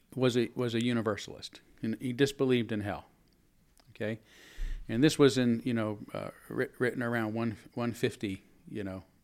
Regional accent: San Francisco, California, United States; also born or lived in Louisville, Kentucky; now in Spokane, United States; I was born in San Francisco, I grew up in the Bay Area

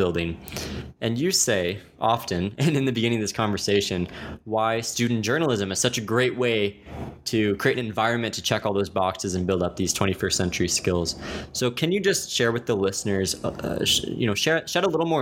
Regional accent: Texas, United States; I grew up in Texas

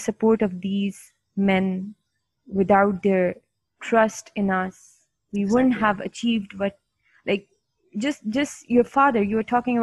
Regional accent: Pakistan; I'm from Pakistan

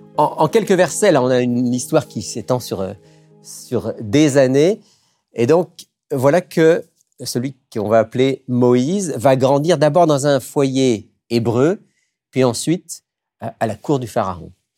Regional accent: France; moved away as an adult; now in Quebec, Canada; je suis d'origine française. Euh, au Québec depuis, depuis plus de 20 ans

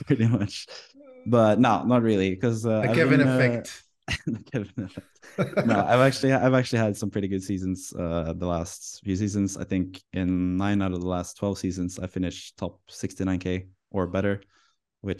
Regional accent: Norway; I come from Norway

